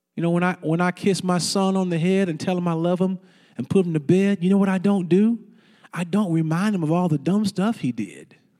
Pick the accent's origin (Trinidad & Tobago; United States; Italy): United States; St. Louis, Missouri; also born or lived in Fort Worth, Texas; now in Dallas, United States; I grew up in Missouri